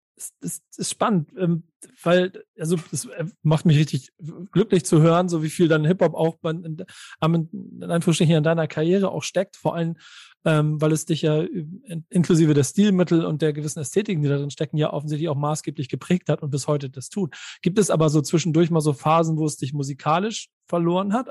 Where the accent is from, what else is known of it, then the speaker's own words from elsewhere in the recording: Hamburg, Germany; als äh, Hamburger